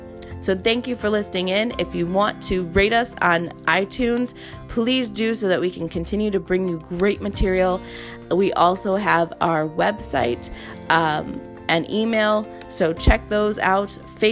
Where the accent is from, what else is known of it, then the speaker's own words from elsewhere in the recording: Charleston, South Carolina, United States; I'm from Charleston, South Carolina, military brat.